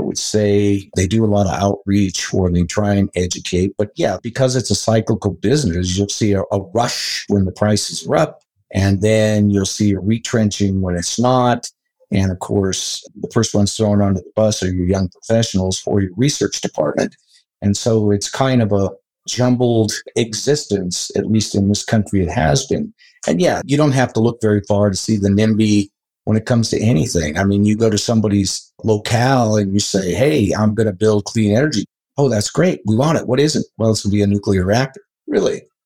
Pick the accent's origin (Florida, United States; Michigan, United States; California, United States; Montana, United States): Montana, United States; Butte; also born or lived in Colorado; I was born and raised in Butte, Montana